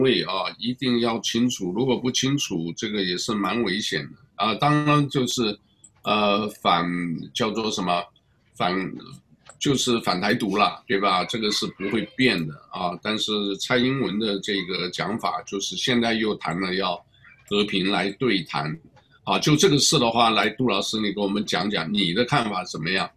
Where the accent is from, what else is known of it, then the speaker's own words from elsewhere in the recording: Taiwan; 我来自台湾啊，我当然老家是湖南衡阳